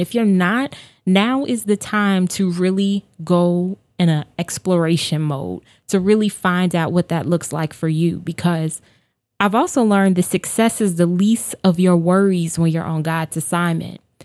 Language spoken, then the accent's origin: English; Chicago, Illinois, United States; I am born and raised on the South Side of Chicago